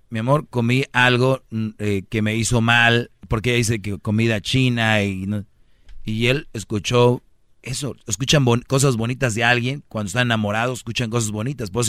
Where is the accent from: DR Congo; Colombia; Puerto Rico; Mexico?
Mexico; Yo soy mexicano.